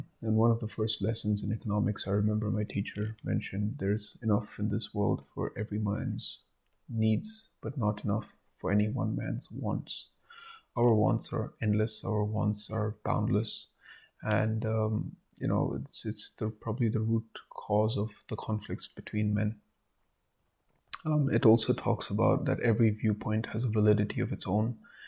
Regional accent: India; be proud as an Indian

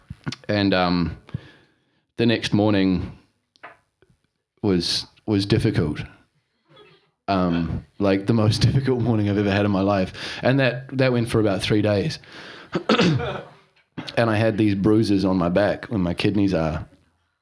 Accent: Auckland, New Zealand; moved away as an adult; I'm North Islander. I grew up in Auckland.

